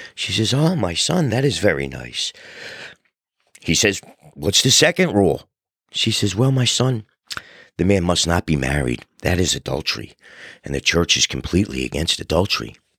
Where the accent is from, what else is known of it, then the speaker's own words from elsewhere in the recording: New Jersey, United States; also born or lived in South Philadelphia, Pennsylvania; we settled in Philadelphia, outgrew the row home, moved to South Jersey where I grew up